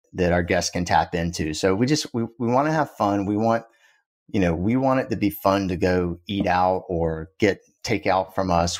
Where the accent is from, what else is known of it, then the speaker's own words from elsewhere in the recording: South Georgia, United States; also born or lived in Boston; now in Austin, United States; I grew up in South Georgia